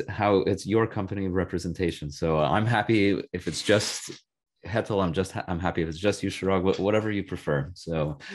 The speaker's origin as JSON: {"language": "English", "region": "California", "country": "United States", "tie": "born or raised there", "said": "I was born in California. That's where I was raised."}